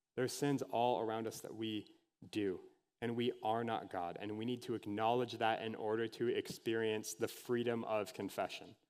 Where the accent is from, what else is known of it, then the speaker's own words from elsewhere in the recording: Anoka, Minnesota, United States; Halloween, capital of the world, if anyone has ever heard me talk about that before, is my hometown.